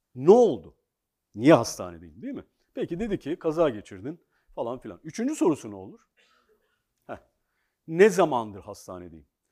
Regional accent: Ankara, Turkey; Ben bir gecekondu çocuğuyum. Ankara'nın, aslında Türkiye'nin ilk gecekondu mahallesinde doğdum, büyüdüm.

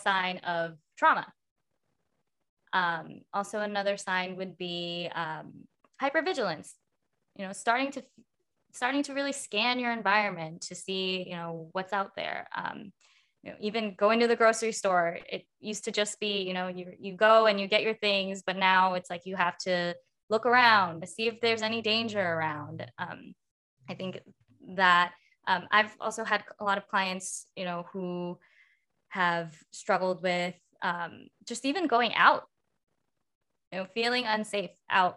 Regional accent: United States; growing up in America

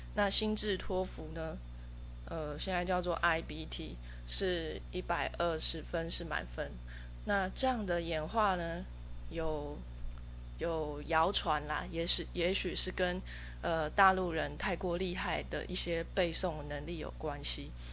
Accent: Taiwan; first language Chinese; 生长在台湾这个环境

